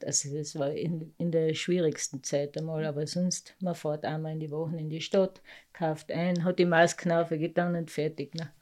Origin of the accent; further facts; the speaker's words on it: Lading, Carinthia, Austria; accent: Lavanttal dialect; also born or lived in Obergösel; Aufgewachsen in Lading, nicht gar so groß